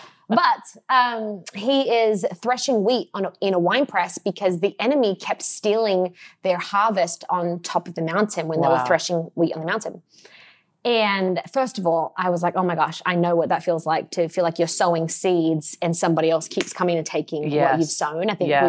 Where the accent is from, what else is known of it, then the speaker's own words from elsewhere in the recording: Australia; now in Los Angeles, United States; And, yes, I am Australian. I moved to LA about, and it'll be 10 years in March, which is wild, right?